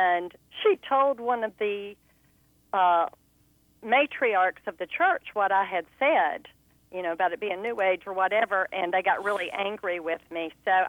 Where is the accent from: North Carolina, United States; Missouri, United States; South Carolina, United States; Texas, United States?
North Carolina, United States; Lumberton; now in Cary, United States; my hometown church in Lumberton, North Carolina.